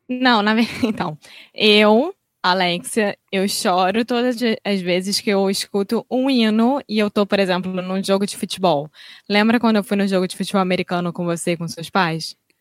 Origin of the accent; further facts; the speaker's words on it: Rio de Janeiro, Brazil; Eu sou brasileira, carioca do Rio de Janeiro